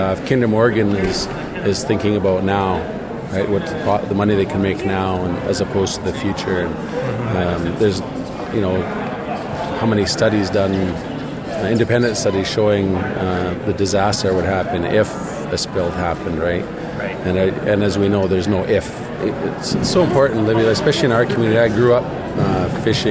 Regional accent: Tsleil-Waututh First Nation, British Columbia, Canada; I'm from Tsleil-Waututh First Nation here

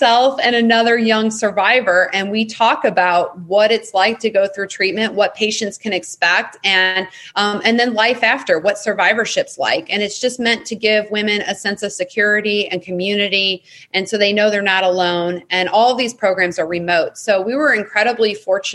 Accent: St. Louis, Missouri, United States; my hometown in St. Louis.

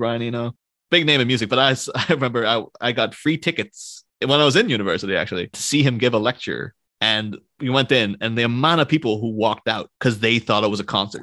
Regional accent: Ireland; being Irish

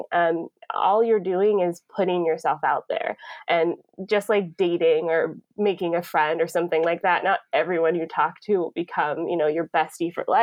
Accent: Atlanta, Georgia, United States; now in Niagara Falls, Canada; I'm originally from Atlanta

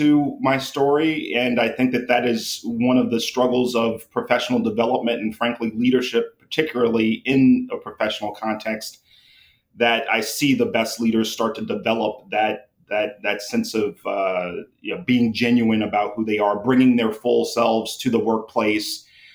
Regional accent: New Orleans, Louisiana, United States; I'm from New Orleans, born and raised, born to teenage parents.

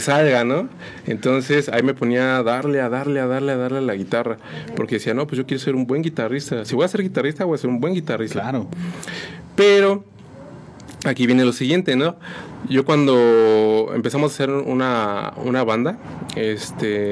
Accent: San Juan del Río, Querétaro, Mexico; soy originario de aquí, de San Juan del Río. Este, pues aquí he estado realmente toda mi vida

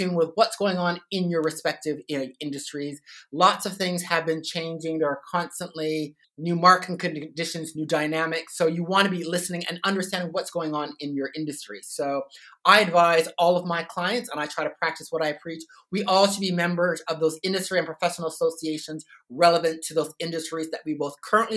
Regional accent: Toronto, Ontario, Canada; moved away as an adult; now in Sydney, Australia; I'm not originally from Australia. I'm from Toronto, Canada.

